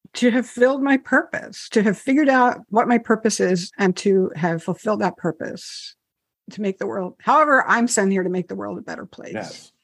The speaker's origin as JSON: {"language": "English", "region": "New Jersey", "country": "United States", "said": "I'm from New Jersey."}